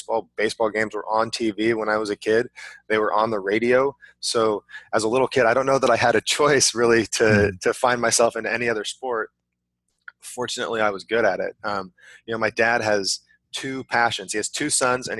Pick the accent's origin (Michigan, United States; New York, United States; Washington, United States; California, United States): California, United States; I grew up in California